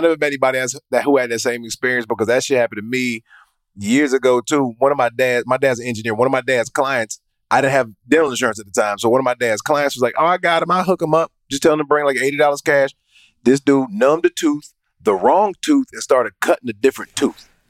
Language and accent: English; Atlanta, Georgia, United States; I'm from Atlanta, and that's just how we talk